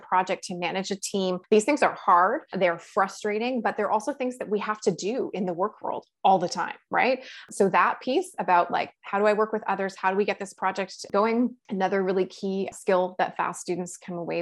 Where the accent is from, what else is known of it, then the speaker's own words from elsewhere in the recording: Toronto, Ontario, Canada; moved away as an adult; now in Ottawa, Canada; I am someone who was born and raised in Toronto